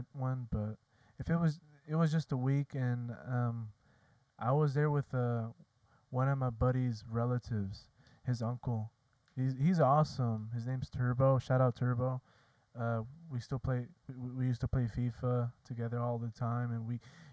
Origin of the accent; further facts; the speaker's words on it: Zacatecas, Mexico; moved away; I'm from Zacatecas